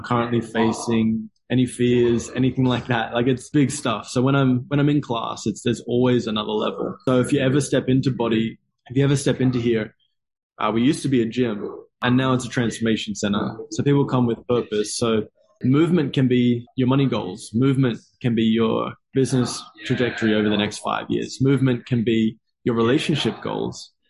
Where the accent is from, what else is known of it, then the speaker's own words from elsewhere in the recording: Gold Coast, Queensland, Australia; I've lived here my entire life though. and so I was born on the Gold Coast and I live in Miami, Miami Gold Coast